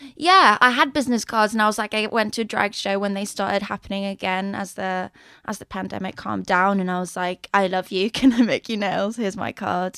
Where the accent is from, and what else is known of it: Stockholm, Stockholm County, Sweden; born or raised there; moved away as an adult; also born or lived in London; now in Malmö, Sweden